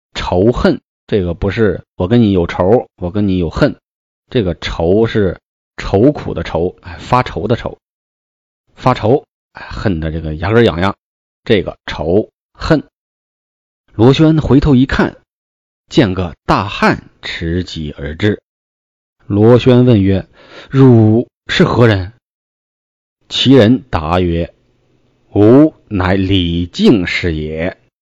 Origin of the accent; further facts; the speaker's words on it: Hebei, China; 作为一个河北人呢，我从小就非常喜欢武侠故事，特别崇拜金庸